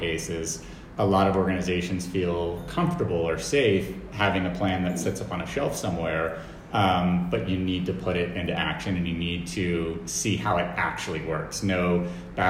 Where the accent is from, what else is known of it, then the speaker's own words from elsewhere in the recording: United States; being an American CEO